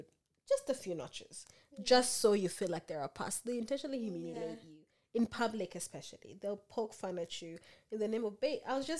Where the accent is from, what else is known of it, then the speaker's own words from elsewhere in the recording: Kenya; now in Adelaide, Australia; I'm Kenyan.